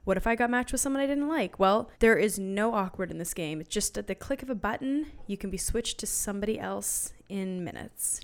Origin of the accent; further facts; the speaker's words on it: Canada; now in United States; I'm from Canada. Love Canada, love America, but I live here